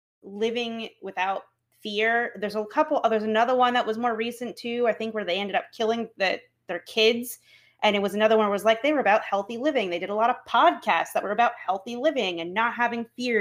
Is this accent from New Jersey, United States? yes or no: yes; New Jersey, United States; I was born and raised in Jersey